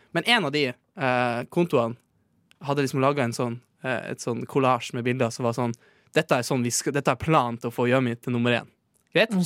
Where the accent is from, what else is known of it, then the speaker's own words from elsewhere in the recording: Northern Norway, Norway; accent: Northern Norwegian; now in Oslo, Norway; han er jo fra der jeg er fra